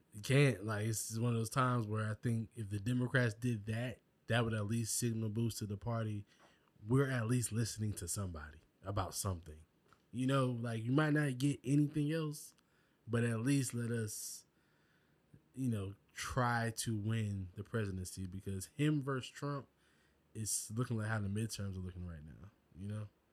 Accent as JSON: {"language": "English", "region": "South Carolina", "country": "United States", "moved": "yes", "lives_now": "Georgia, United States", "said": "I'm from South Carolina"}